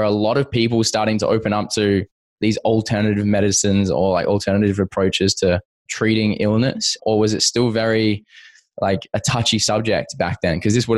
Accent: Perth, Western Australia, Australia; also born or lived in Toronto, California, United States; I grew up here in Perth, but I actually lived in Toronto for a couple of years.

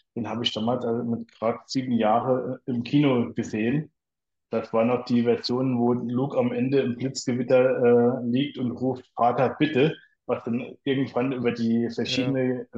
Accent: near Kaiserslautern, Rhineland-Palatinate, Germany; komme aus äh, der schönen Pfalz in der Nähe von Kaiserslautern, also hier direkt ähm, ja, so Nachbarort von Ramstein-Bielenbach

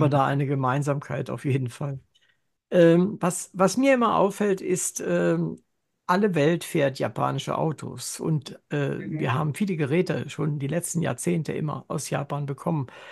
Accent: Germany; nach dem Krieg geboren und in Deutschland aufgewachsen.

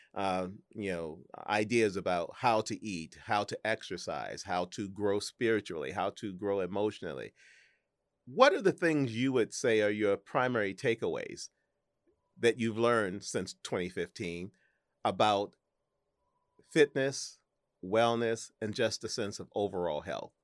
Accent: St. Louis, Missouri, United States; moved away; my hometown of Saint Louis

